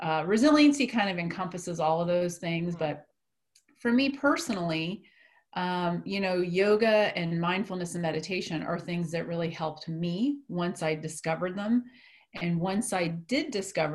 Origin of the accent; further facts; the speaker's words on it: East Coast, United States; moved away as an adult; now in Wichita, United States; I'm actually from the East Coast.